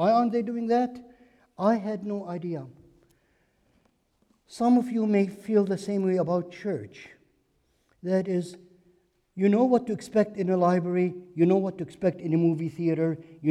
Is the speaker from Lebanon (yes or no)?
yes; Beirut, Beirut Governorate, Lebanon; moved away as an adult; now in United States; I am Lebanese by birth. I grew up in Beirut, Lebanon, and came to this country as a student to study in college